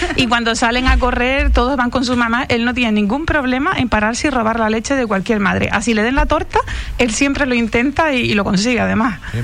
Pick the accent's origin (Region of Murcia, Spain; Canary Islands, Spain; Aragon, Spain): Canary Islands, Spain; Tiscamanita?; Yo me crié en Guerime, que, que es en el campo puro